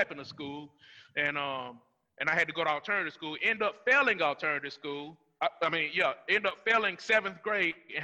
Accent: Rome, Georgia, United States; I grew up in Rome, Georgia. I grew up in East Rome, and then we transitioned to North Rome

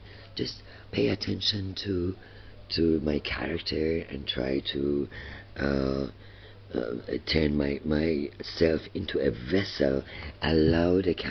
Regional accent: Iran; moved away; coming from Iran

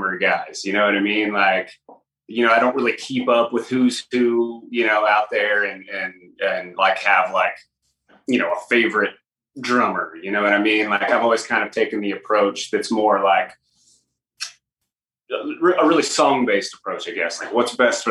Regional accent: Oklahoma, United States; growing up in Oklahoma, you have to have country roots

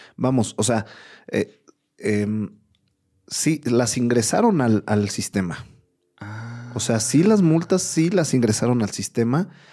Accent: Mexico; más como mexicanos

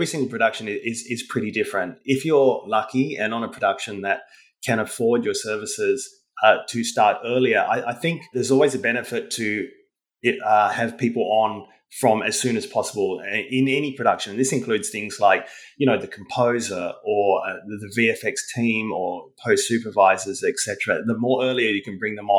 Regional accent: Tasmania, Australia; moved away as an adult; also born or lived in Singapore; now in Sydney, Australia; I'd done my honours down in my home state of Tasmania, which is a small state in Australia

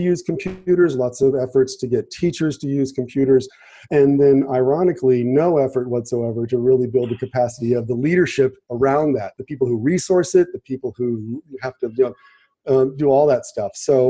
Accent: San Francisco Bay Area, California, United States; moved away as an adult; also born or lived in Louisiana / Wisconsin; now in Kentucky, United States; I'm a native of the San Francisco Bay Area, and come to Kentucky via a circuitous route of several states.

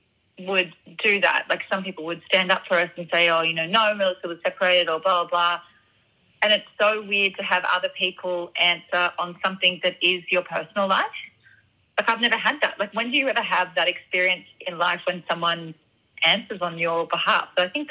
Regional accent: Australia; They knew that I was from Australia.

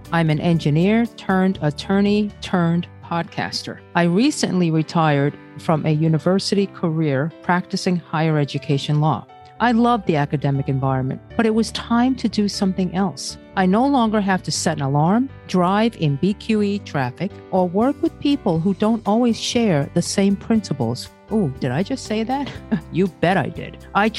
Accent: Brazil; born there; many of your listeners know that I was born in Brazil, but that doesn't mean I know European Portuguese.

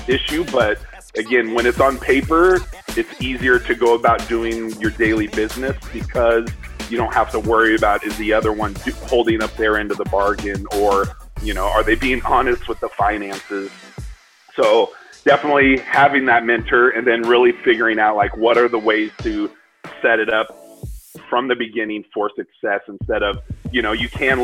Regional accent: Arizona, United States; we're from Arizona, and we grew up nothing but Mexican food

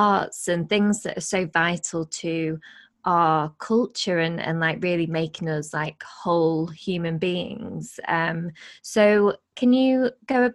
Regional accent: Blackpool, North West England, United Kingdom; moved away; also born or lived in Nottingham; I'm from Blackpool originally

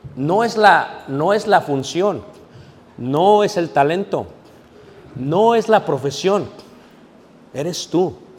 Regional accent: Mexico City, Mexico; also born or lived in Guanajuato; now in United States; Yo crecí en Ciudad de México

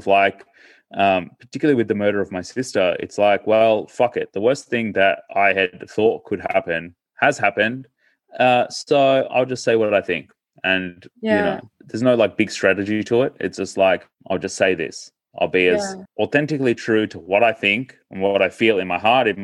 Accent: Melbourne, Victoria, Australia; also born or lived in India; we moved from India to Australia when I was 18 months of age, and we sort of grew up in Melbourne

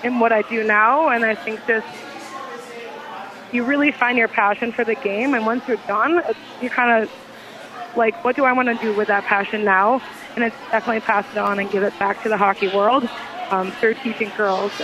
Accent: Minnesota, United States; now in Nashville, United States; I'm from Minnesota

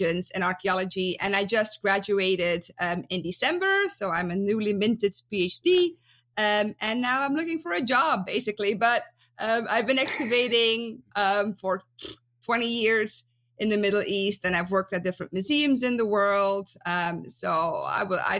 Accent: Belgium; accent: Dutch; English is a second language; moved away as an adult; also born or lived in Netherlands; now in United States; I'm originally from Belgium, as you can hear in my beautiful Dutch accent

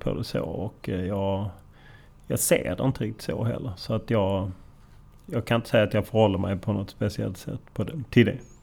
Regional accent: Lund, Skåne, Sweden; jag är från Lund men han är från Landskrona

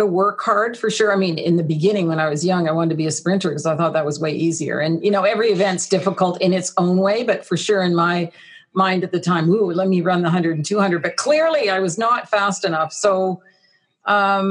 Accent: Ottawa, Ontario, Canada; also born or lived in Texas; I grew up there, and my early career in sport was certainly out of Ottawa

